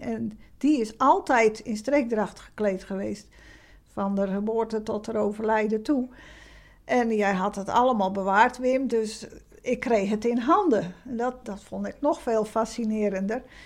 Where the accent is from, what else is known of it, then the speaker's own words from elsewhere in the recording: Krimpen aan den IJssel, South Holland, Netherlands; moved away as an adult; now in Middelburg, Netherlands; ik ben zelf niet geboren in Zeeland, maar in uh, Krimp bij Rotterdam in de buurt. Ik ben op mijn 25ste in Middelburg komen wonen voor mijn werk.